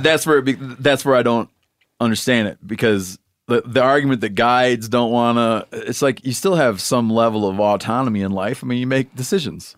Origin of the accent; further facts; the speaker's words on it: Michigan, United States; it's my home state